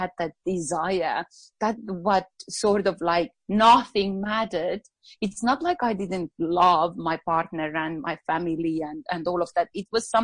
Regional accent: Estonia; English is a second language; moved away as an adult; now in Australia; when I grew up back in Estonia, English didn't come really easily for me

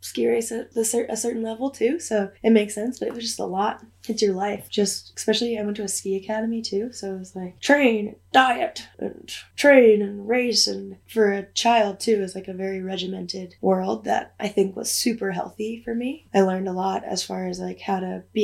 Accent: East Coast, United States; moved away as an adult; also born or lived in New Hampshire; now in Jackson Hole, United States; Growing up on the East Coast in ski racing, and ended up ski racing at a collegiate level, and was skiing at the University of New Hampshire

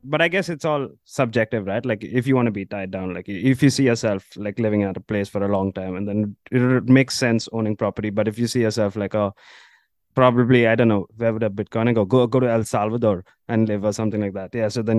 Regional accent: India; Yeah, sort of, I guess, like in terms of population, I think we are similar there.

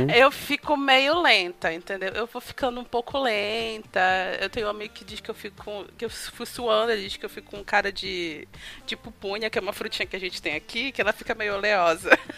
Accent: Pará, Brazil; como boa paraense, eu me afogo no açaí

